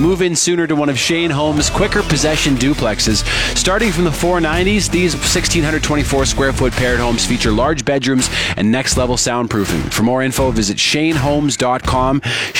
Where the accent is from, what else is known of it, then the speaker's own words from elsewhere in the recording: Saskatoon, Saskatchewan, Canada; where I grew up in Saskatoon